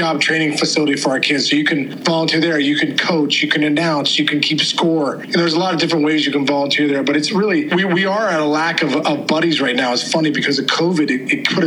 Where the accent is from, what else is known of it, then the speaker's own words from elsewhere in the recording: Upper St. Clair, Pennsylvania, United States; I grew up here in Upper St. Clair